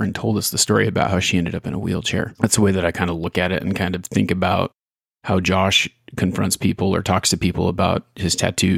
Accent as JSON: {"language": "English", "town": "Ontario", "region": "Oregon", "country": "United States", "tie": "born or raised there", "said": "Small town kid growing up in Ontario, Oregon here"}